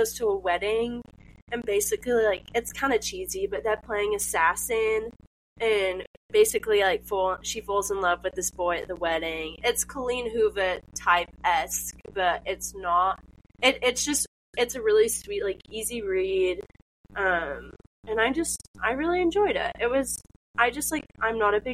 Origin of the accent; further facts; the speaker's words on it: England, United Kingdom; I'm from England